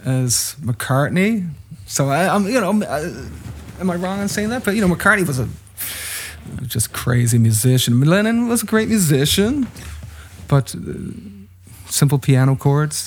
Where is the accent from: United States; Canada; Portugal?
Canada; St. John's, Newfoundland and Labrador; growing up in St. John's